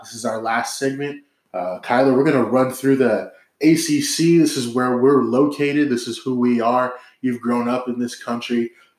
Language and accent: English; Washington, United States; I'm from Washington.